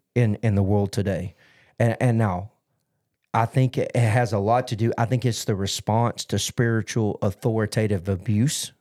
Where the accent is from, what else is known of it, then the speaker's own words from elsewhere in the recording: United States; as an American